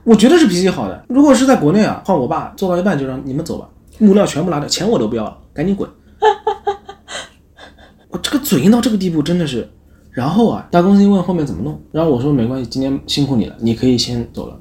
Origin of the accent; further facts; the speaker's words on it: China; now in Japan; 我是中国的